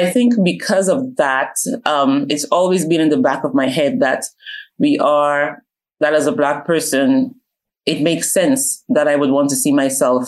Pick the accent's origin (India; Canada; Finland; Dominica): Dominica; moved away; also born or lived in London, United Kingdom; I was born in London, okay. Paddington, London, but I was raised in Dominica